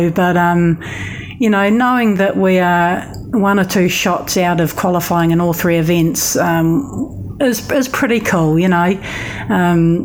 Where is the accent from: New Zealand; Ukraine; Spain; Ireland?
New Zealand; Being a Kiwi